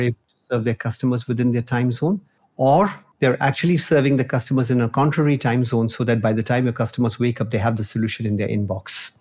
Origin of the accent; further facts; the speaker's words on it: Nigeria; moved away; also born or lived in India; I was born in Nigeria. and I've spent my childhood over there